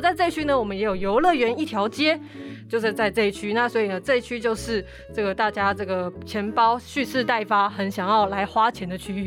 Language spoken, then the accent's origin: Chinese; Taiwan; 日本、韩国是当然就是我们台湾最喜欢去的地方